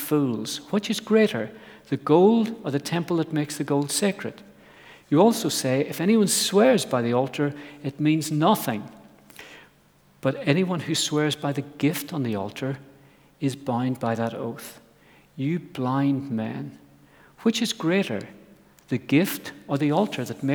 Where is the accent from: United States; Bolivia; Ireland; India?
Ireland; I grew up in Ireland on an apple farm